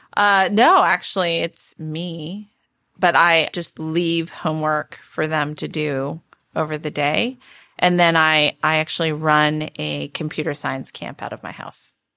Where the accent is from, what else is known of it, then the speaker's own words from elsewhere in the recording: Palo Alto, California, United States; also born or lived in Santa Monica, California / Michigan; growing up in Palo Alto